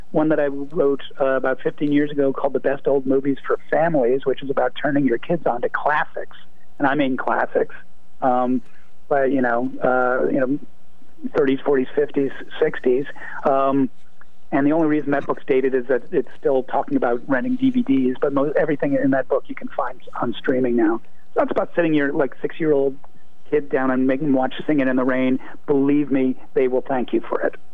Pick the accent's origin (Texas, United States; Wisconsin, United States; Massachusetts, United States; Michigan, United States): Massachusetts, United States; Brookline; moved away as an adult; also born or lived in New York; I grew up in Brookline, uh, went to college, then went, went down to New York for a couple of decades, and then came back in 2002